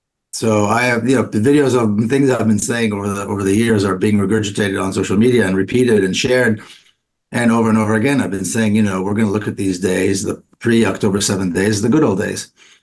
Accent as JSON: {"language": "English", "town": "Jerusalem", "region": "Jerusalem District", "country": "Israel", "tie": "born or raised there", "moved": "yes", "lives_now": "United States", "said": "I was born and raised in Jerusalem to a very patriotic Israeli family."}